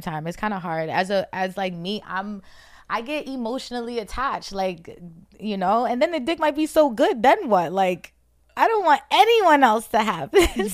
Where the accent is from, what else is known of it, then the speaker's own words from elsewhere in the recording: New Jersey, United States; also born or lived in Roxbury, Boston, Massachusetts; I'm from Jersey. I, well, I was born in Boston, so all my family, all my immediate family All my family is in Boston. I was born in Roxbury, but my, um, me and my brothers and my mom, we moved to Jersey, so I have my little family in Jersey.